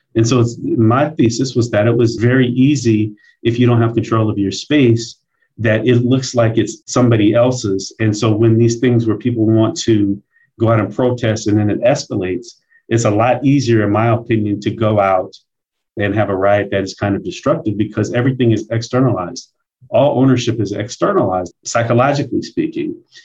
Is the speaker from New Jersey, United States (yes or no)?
no; Omaha, Nebraska, United States; I'm born and raised in Omaha, Nebraska, and I came up in our black community here in Omaha called North Omaha.